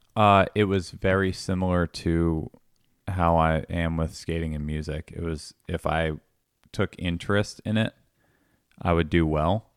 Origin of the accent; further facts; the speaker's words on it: Langhorne, Pennsylvania, United States; also born or lived in Statesville, North Carolina / Levittown, Pennsylvania; I grew up, like, primarily in Langhorne